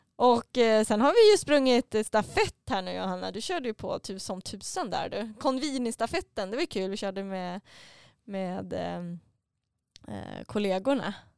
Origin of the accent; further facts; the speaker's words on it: Mora, Dalarna County, Sweden; Eftersom att jag kommer från Mora så är man uppväxt med Vasaloppet